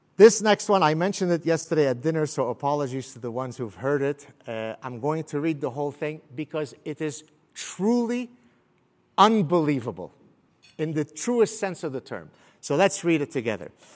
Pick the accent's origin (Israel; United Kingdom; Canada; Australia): Canada; also born or lived in Beirut; I'm Canadian